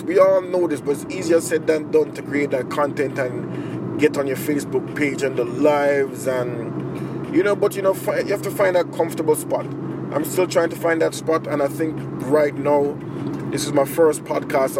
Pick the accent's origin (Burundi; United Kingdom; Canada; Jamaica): Jamaica; moved away as an adult; now in Japan; I'm a Jamaican in Japan. I've been living here for mm, 11 years